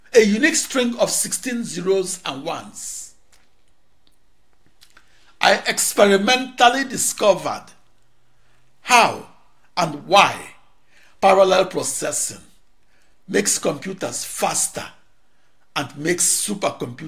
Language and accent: English; Nigeria; moved away as an adult; now in Maryland, United States; In 1989, I became known as the Nigerian computer wizard that Americans took and who never returned home to Africa